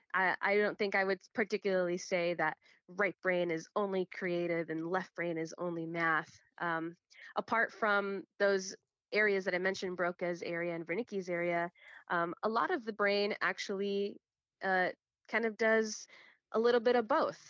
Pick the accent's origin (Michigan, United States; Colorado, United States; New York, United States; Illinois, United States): Illinois, United States; Chicago; I'm born and raised in Chicago, uh, Illinois, but my family and everyone before me is from Guatemala.